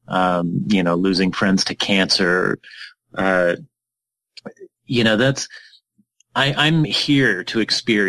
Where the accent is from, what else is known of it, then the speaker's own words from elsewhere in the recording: Utah, United States; I'm from Utah